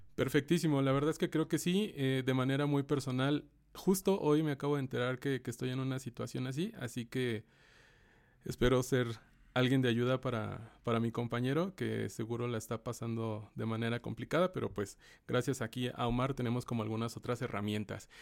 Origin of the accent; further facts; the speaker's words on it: Mexico; como mexicanos